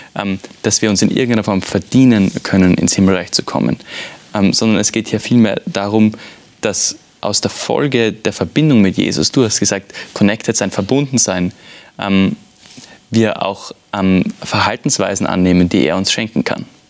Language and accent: German; Vienna, Austria; ich bin aus Wien